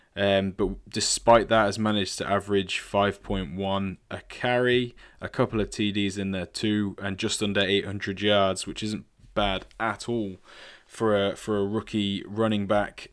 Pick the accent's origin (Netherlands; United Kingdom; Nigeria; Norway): United Kingdom; England; as an Englishman